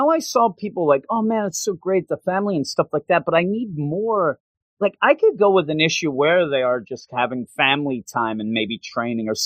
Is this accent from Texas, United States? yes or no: no; outside Philadelphia, Pennsylvania, United States; moved away as an adult; also born or lived in West Virginia; I'm from outside Philadelphia.